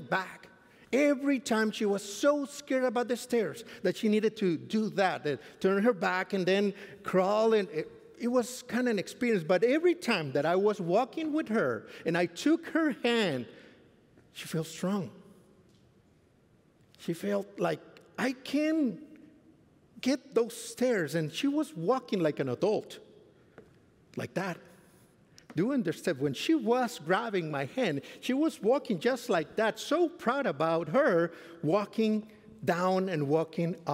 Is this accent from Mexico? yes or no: yes; Mexico; moved away as an adult; now in Fort Worth, United States; I come from Mexico. I just came to Fort Worth since 2014